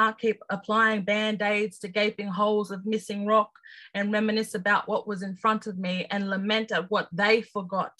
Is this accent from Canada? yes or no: no; Sydney, New South Wales, Australia; as an Aboriginal person growing up in Redfern, living in Sydney